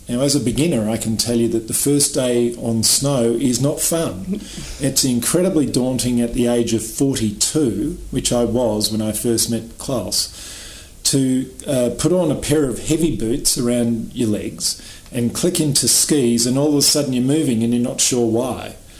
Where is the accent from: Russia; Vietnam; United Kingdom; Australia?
Australia; I was born in Australia, so I grew up around beaches.